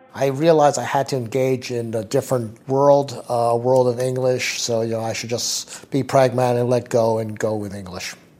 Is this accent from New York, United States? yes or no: yes; New York City, New York, United States; I was born in New York City.